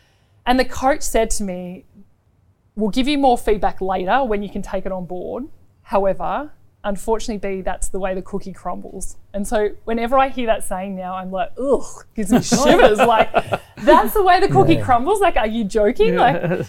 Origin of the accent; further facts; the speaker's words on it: Australia; I think as a diamond, as an Australian netballer